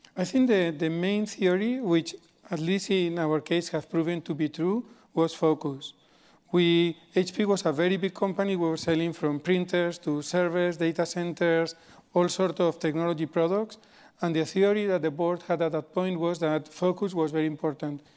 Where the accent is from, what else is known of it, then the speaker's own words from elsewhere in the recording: Spain; moved away; I grew up in Spain